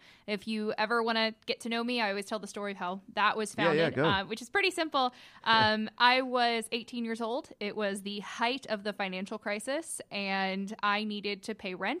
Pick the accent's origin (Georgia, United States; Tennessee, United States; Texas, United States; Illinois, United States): Georgia, United States; Cartersville; I'm originally from Cartersville.